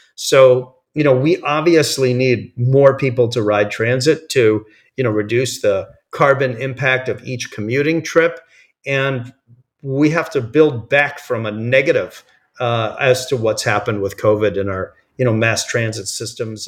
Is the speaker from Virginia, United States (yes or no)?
no; New York area, United States; moved away as an adult; now in California, United States; I grew up in the New York area